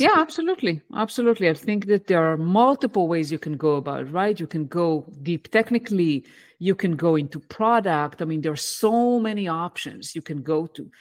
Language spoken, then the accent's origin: English; Israel; English is a second language; moved away as an adult; also born or lived in United States; I, uh, was born and raised in Israel, and where, that's where I live today